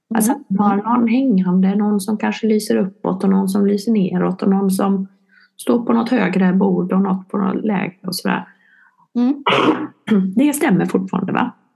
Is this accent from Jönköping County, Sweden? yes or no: yes; Vetlanda, Jönköping County, Sweden; now in Helsingborg, Sweden